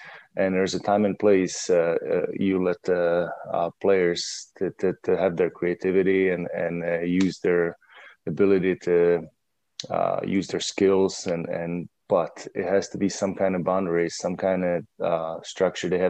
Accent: Czechia; English is a second language; moved away; I came from Czech Republic

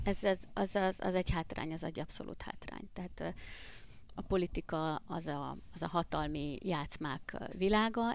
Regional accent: Hungary; also born or lived in Budapest; amikor én egyébként vidékiként Budapestre kerültem tanulni

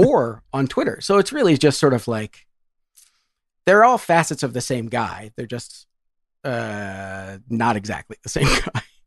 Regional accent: Ann Arbor, Michigan, United States; I grew up in Ann Arbor, Michigan

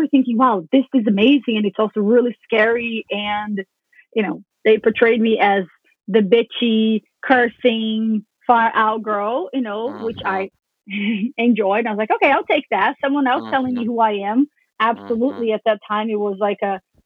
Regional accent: Brazil; growing up in Brazil, being 14, 15, really tall, really skinny

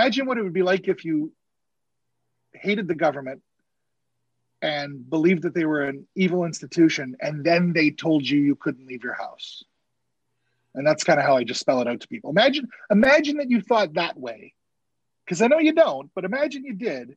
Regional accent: Canada; also born or lived in Winnipeg, Manitoba; I'm Canadian

